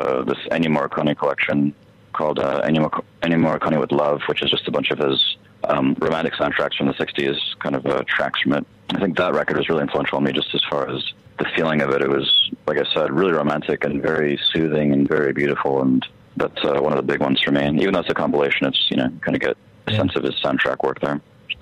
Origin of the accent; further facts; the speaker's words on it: El Paso, Texas, United States; moved away; I was also in my hometown El Paso, which things move a lot slower there